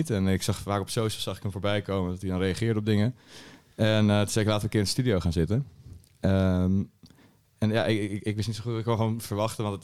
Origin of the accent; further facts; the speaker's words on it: Alphen aan den Rijn, South Holland, Netherlands; Al van de Rijn.